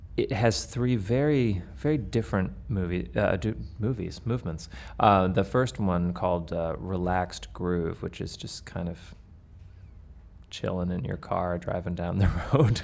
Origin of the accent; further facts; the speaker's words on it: Canada; now in United States; I am a proud Canadian. I grew up in Canada